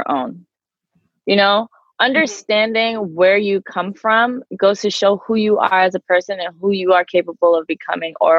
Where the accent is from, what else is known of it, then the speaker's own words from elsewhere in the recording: New York City, New York, United States; now in Long Island, United States; I've always lived in New York. Originally Queens, now I'm in Long Island